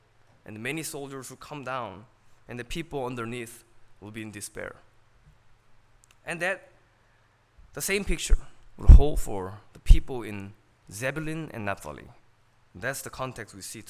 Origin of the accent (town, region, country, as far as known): California, United States; born or raised there; English is a second language